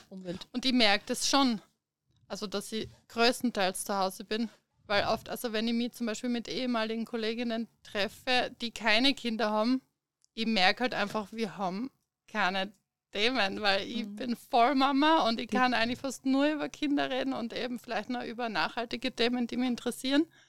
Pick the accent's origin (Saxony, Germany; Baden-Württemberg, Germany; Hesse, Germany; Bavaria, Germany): Baden-Württemberg, Germany; Stuttgart; moved away as an adult; now in Premstätten, Austria; Also ich komme ursprünglich aus Deutschland, aus Stuttgart, bin 2008 nach Österreich gekommen und seit 2013 wohnen wir eben hier in Bremstetten.